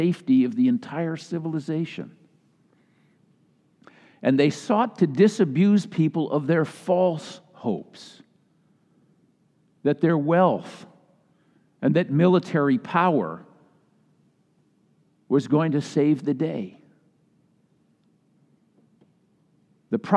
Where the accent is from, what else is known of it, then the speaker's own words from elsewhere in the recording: Minnesota, United States; moved away; My home state of Minnesota